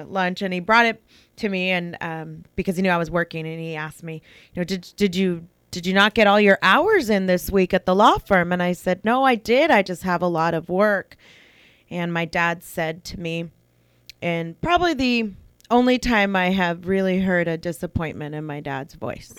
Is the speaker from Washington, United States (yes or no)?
no; St. Helena, California, United States; also born or lived in Napa, California / Rutherford, California / Browns Valley, California; now in American Canyon, United States; I grew up in Saint Helena